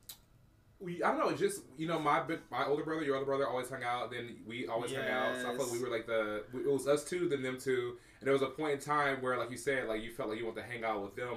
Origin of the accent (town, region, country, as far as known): Oakland, California, United States